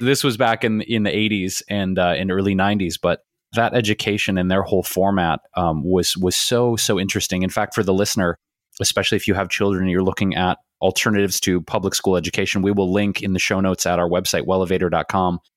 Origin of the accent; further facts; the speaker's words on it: Detroit, Michigan, United States; we grew up in Detroit